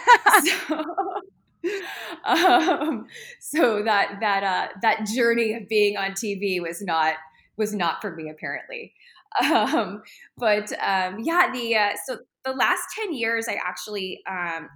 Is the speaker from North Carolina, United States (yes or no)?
no; Phoenix, Arizona, United States; I grew up in Phoenix since I was three. So this is most definitely my home